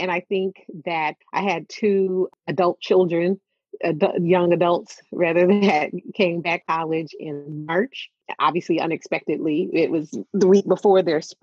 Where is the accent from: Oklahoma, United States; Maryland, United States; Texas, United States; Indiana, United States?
Oklahoma, United States; moved away; also born or lived in Wisconsin; I'm originally from Oklahoma